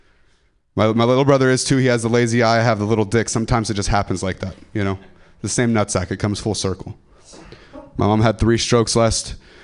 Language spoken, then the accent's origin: English; Ripon, California, United States; I'm from Ripon